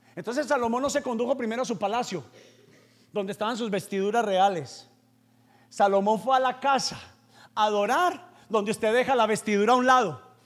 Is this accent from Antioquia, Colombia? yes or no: yes; Paisa, Antioquia, Colombia; yo soy vendedor y soy paisa